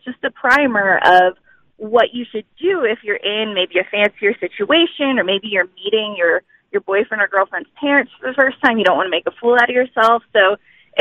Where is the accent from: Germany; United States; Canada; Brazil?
United States; New England; moved away as an adult; also born or lived in Texas; I grew up in New England